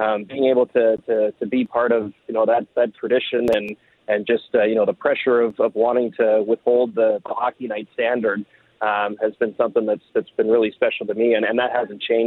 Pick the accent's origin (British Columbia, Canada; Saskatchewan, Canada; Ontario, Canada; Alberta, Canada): British Columbia, Canada; Campbell River; moved away as an adult; also born or lived in Calgary / Montreal; I grew up on Vancouver Island on the coast